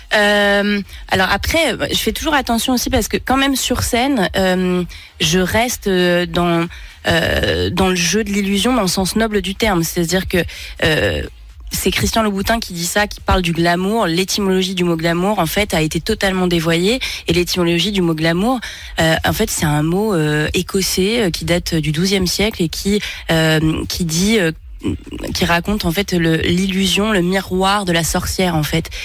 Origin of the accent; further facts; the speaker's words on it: France; accent: French; j'ai un accent français atroce